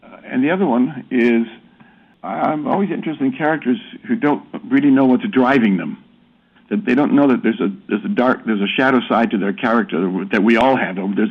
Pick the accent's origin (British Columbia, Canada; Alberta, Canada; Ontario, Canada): Ontario, Canada; Toronto; moved away as an adult; also born or lived in London; I grew up as a Canadian in Toronto.